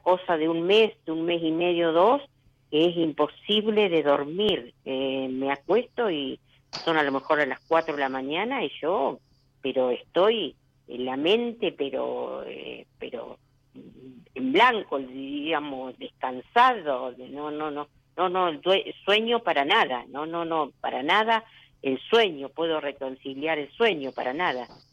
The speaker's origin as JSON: {"language": "Spanish", "town": "General Pico", "region": "La Pampa", "country": "Argentina", "said": "de La Pampa, de General Pico La Pampa."}